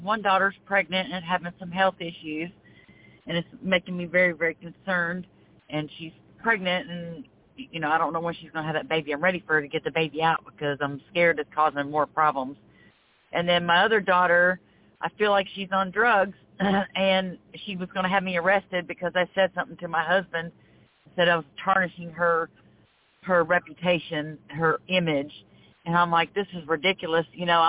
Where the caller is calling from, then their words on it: Florida, United States; I am calling from Florida.